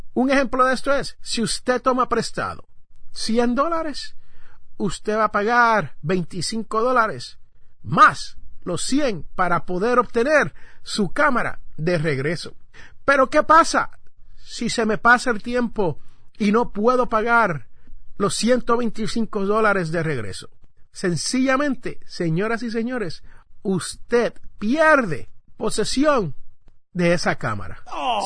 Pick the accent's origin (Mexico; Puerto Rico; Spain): Puerto Rico; San Juan; en el barrio donde yo me crié, en Santurce, Puerto Rico, específicamente Barrio Obrero